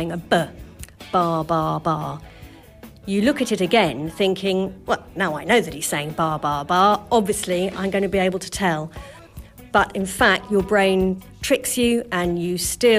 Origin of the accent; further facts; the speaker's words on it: United Kingdom; the British, we tend to move our mouths not quite so much because we're a little bit embarrassed